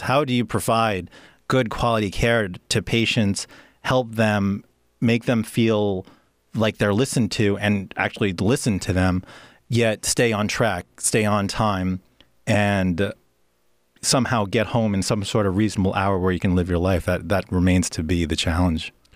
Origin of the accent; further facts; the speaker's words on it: New York, United States; moved away as an adult; also born or lived in Pennsylvania; now in Oregon, United States; growing up in New York is great